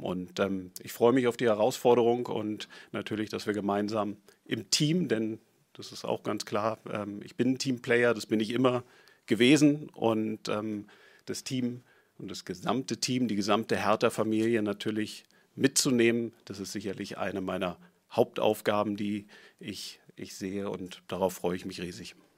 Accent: Berlin, Germany; ich bin Berliner, ich bin Herr Hertaner durch und durch

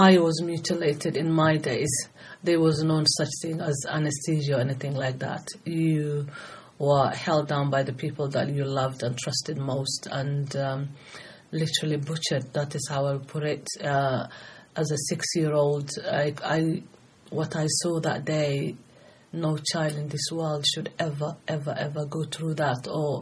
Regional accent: Somalia; moved away as an adult; now in United Kingdom; I'm originally from Somalia, and I came to UK age of 18.

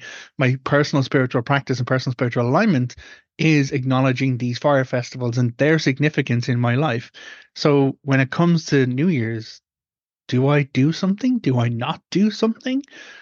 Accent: Ireland; as an Irish pagan, I follow a different cycle when it comes to an annual rotation. And that goes back to the older cycles in Ireland

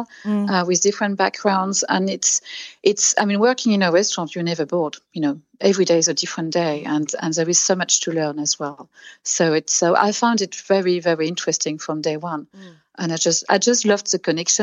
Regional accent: Douarnenez, Brittany, France; now in Bury St Edmunds, United Kingdom; I was born in Brittany, mm-hmm. so in France, in Brittany, in a small town which is called Douarnenez.

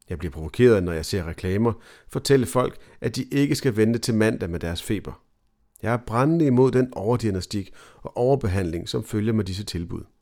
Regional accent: Copenhagen, Capital Region of Denmark, Denmark; jeg er tilflytter fra København, har en norsk kone og har små børn derhjemme.

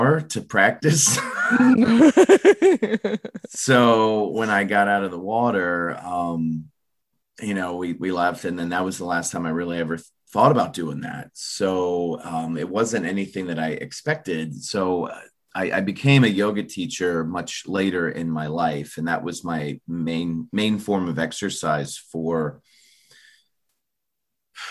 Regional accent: Florida, United States; I grew up in Florida

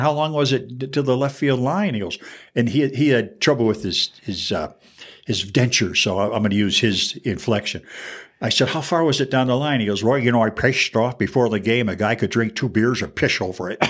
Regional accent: Fraser, Michigan, United States; now in Albuquerque, United States; my hometown, Fraser, Michigan, which is famous for nothing, not even me

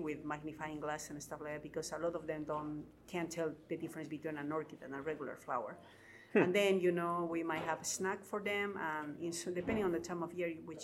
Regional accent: Cusco, Peru; I'm from Cusco in Peru

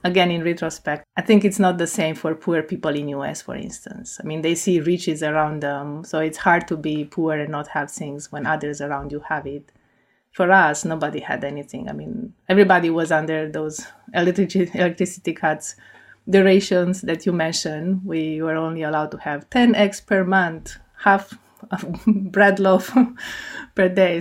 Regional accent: Cluj-Napoca, Cluj County, Romania; English is a second language; moved away as an adult; now in United States; So I, I grew up in Cluj-Napoca

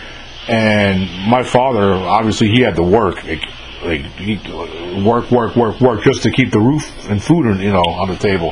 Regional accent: New York, United States; now in Jackson, United States; I'm older than you are, and I grew up in New York

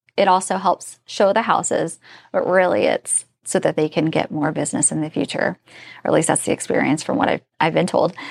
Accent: Indiana, United States; now in Northern Virginia, United States; I'm from Indiana

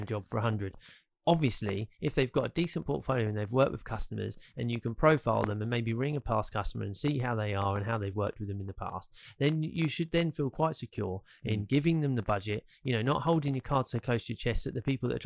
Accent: United Kingdom; we are British

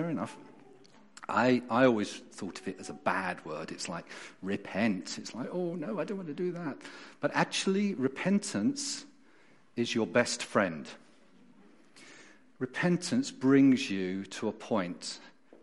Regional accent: London, United Kingdom; moved away as an adult; also born or lived in Tunbridge, Kent; now in Derbyshire, United Kingdom; as you can hear from my accent, and those of you know me, I wasn't born and brought up in Derbyshire. I was born in South London

